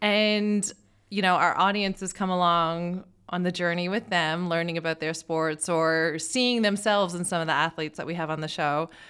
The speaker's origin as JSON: {"language": "English", "country": "Canada", "said": "As a Canadian"}